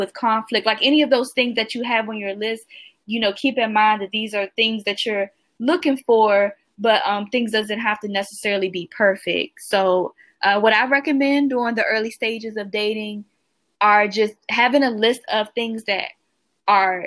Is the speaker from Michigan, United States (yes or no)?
no; Washington, District of Columbia, United States; I'm from Washington, D.C. in the United States